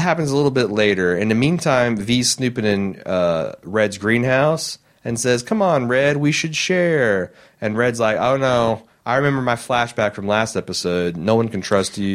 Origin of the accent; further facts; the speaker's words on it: Indiana, United States; I'm from Indiana